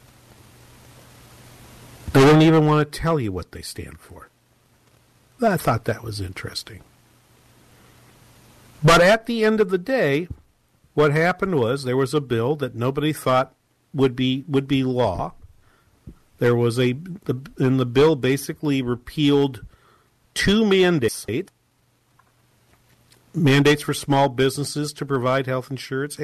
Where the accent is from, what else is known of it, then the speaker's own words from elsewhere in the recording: New England, United States; I'm from New England